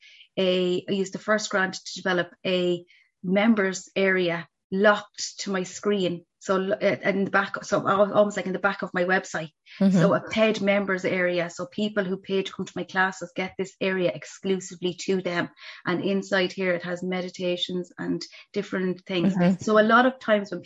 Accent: Laois, Ireland; moved away; I'm from Leash originally

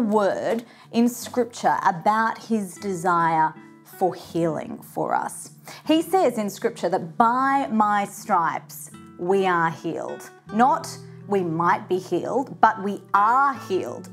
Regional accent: Brisbane, Queensland, Australia; in my hometown of Brisbane here in Australia

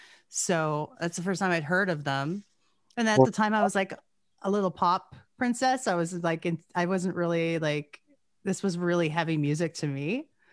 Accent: Gibbons, Alberta, Canada; also born or lived in Edmonton; I first heard about them when I was growing up in Gibbons in like the late 80s, early 90s

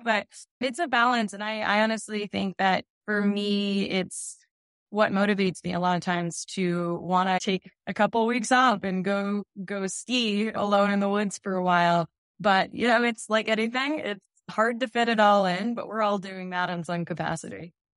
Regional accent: Wolfeboro, New Hampshire, United States; also born or lived in Steamboat Springs, Colorado; I was born and raised in New Hampshire, and I made my way back and I'm still living in the Grant State

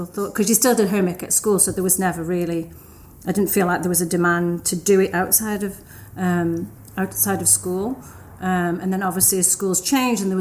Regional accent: Stoke-on-Trent, West Midlands, United Kingdom; I grew up in the north of England. It's a town called Stoke-on-Trent

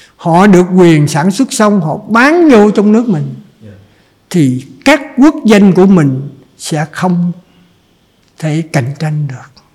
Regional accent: Trần Văn Thời, Cà Mau, Vietnam; now in Ho Chi Minh City, Vietnam; quê hương tôi là ở trần văn thời

